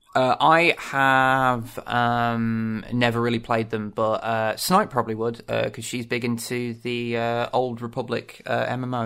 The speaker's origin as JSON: {"language": "English", "region": "England", "country": "United Kingdom", "said": "I'm English"}